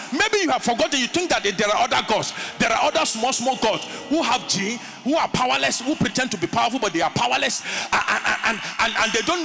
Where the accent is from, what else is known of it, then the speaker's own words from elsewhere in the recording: Winneba, Central Region, Ghana; A young boy growing up in Winneba, and every day we go to the beach